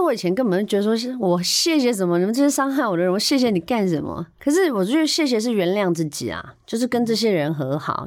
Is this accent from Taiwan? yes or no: yes; Chiayi, Chiayi County, Taiwan; also born or lived in Kaohsiung; now in Taipei, Taiwan; 我是高雄出生嘉义长大，那我小时候也是单亲家庭